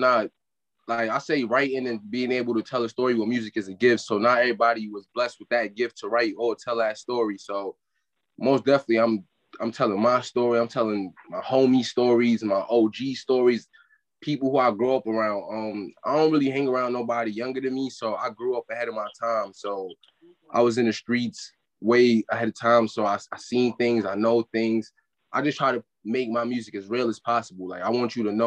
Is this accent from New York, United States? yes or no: yes; New York City, New York, United States; also born or lived in Bedford-Stuyvesant, Brooklyn; I was raised in Bed-Stuy. My first couple years, house burnt down, moved in with family out there, and I moved to East New York when I was about 7, 8. So yeah, definitely New York all my life.